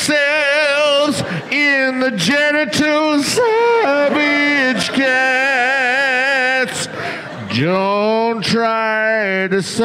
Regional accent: Canada; That's my job as a Canadian

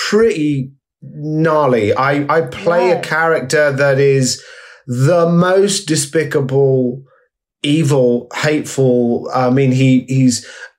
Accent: Essex, East of England, United Kingdom; growing up in Essex in the 80s

